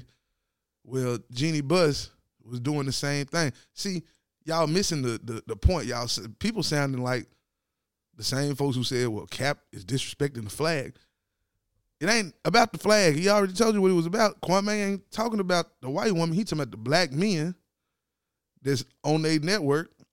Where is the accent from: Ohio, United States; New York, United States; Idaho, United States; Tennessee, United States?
Tennessee, United States; I'm from Tennessee